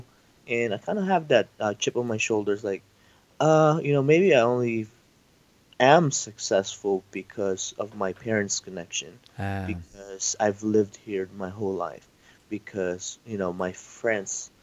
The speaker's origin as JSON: {"language": "English", "country": "Philippines", "moved": "as an adult", "said": "I moved here from the Philippines 5 years ago. So I'm an immigrant."}